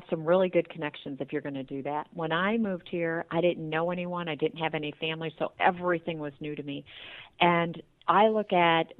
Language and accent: English; Tiffin, Ohio, United States; moved away as an adult; also born or lived in California; now in Toledo, United States; we're from Tiffin, Ohio originally